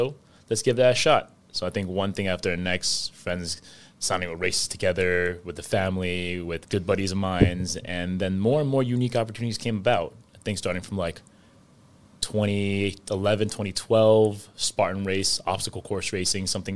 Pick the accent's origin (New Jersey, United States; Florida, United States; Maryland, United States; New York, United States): New York, United States; New York City; growing up in New York City